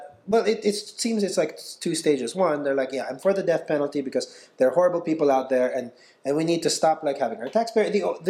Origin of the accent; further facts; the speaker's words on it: Philippines; I'm a Filipino citizen as well.